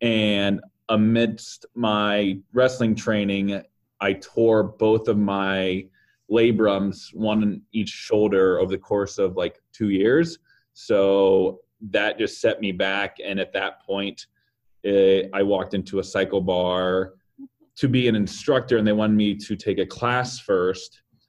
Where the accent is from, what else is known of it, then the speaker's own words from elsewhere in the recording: Nebraska, United States; moved away as an adult; also born or lived in Louisville; now in Omaha, United States; I am from Nebraska originally, and my first job out of college was working for Anheuser-Busch. And I traveled the U.S. for a bit and then ended up getting a position in Louisville.